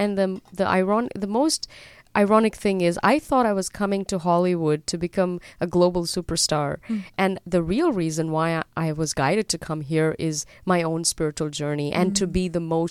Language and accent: English; Dubai, United Arab Emirates; born there; moved away; also born or lived in Europe / Australia; I was born in Dubai, and then my family moved to Europe before they moved to Australia.